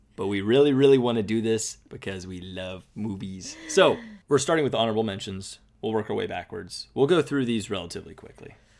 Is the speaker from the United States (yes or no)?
yes; United States; we're American